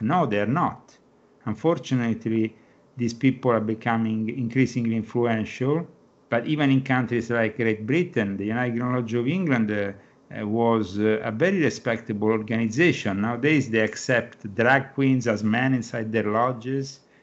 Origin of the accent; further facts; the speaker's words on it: Rome, Lazio, Italy; moved away as an adult; I'm from Rome